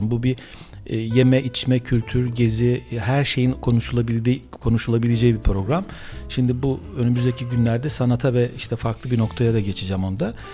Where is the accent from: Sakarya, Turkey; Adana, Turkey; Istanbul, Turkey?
Istanbul, Turkey; Büyükada; born there; 9 Temmuz doğumluyum. İkizler Burcu. Ee, bir doğum doğum da enteresan. Çünkü şöyle büyük Büyükada'da o zaman böyle doğum hastanesi yok 1960'lı yıllarda.